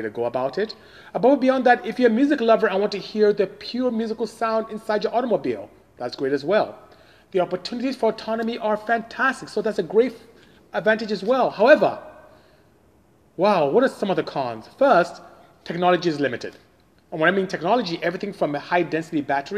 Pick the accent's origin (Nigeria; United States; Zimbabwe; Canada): Nigeria; I am from Nigeria in West Africa